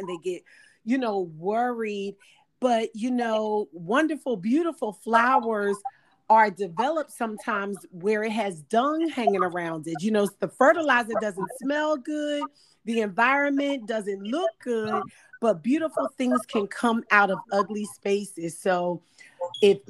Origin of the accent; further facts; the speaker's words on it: Philadelphia, Pennsylvania, United States; moved away as an adult; also born or lived in Delaware; now in Louisiana, United States; I'm originally from Philadelphia